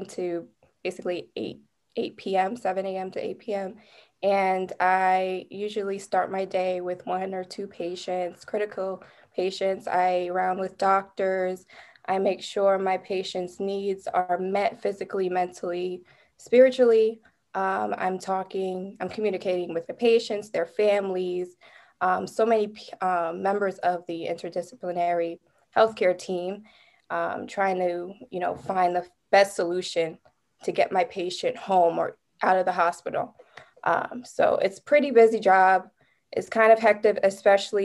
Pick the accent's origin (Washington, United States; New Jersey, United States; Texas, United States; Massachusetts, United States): New Jersey, United States; I'm from the New Jersey area